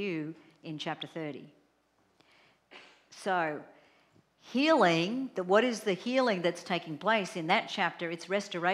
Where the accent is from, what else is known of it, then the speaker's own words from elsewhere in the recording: Australia; I'm Australian